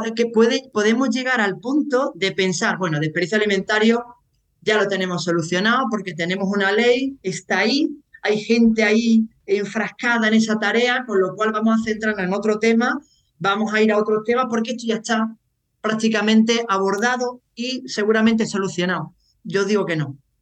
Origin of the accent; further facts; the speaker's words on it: Seville, Andalusia, Spain; also born or lived in Croatia / Ireland; un andaluz sevillano en el extranjero